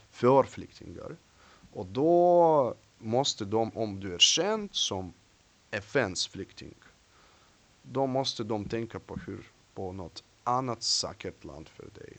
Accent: Russia; Swedish is a second language; moved away as an adult; now in Sweden; jag är från Ryssland. Jag bor i Sverige i tio år

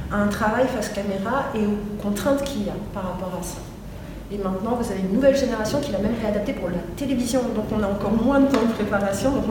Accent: France; also born or lived in Paris; je suis française, parce que je suis fille de musicien

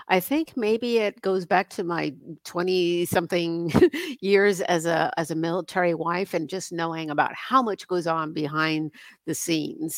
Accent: Northern New Jersey, United States; moved away; I grew up in Northern New Jersey

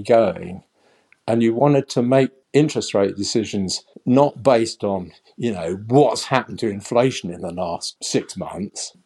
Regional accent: London, United Kingdom; born in a suburb of northwest London at the tail end of the Second World War

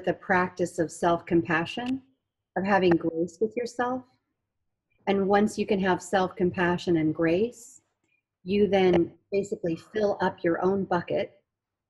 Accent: Canada; growing up in Canada

